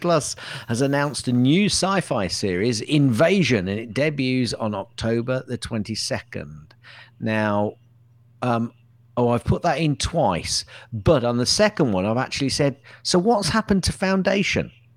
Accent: Hounslow, London, United Kingdom; I come from Hounslow

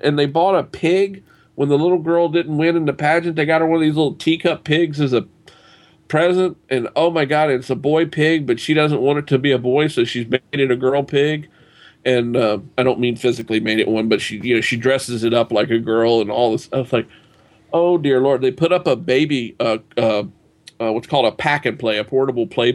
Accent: Southern U.S., United States; accent: Southern; I don't know if my accent comes across as being from the Southern U.S. or not.

